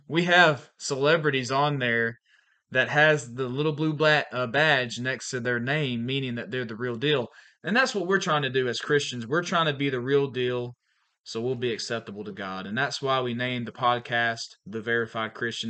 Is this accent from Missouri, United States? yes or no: no; Valdosta, Georgia, United States; moved away as an adult; also born or lived in Pensacola, Florida; now in Archibald, Louisiana, United States; I'm from Valdosta, Georgia, originally.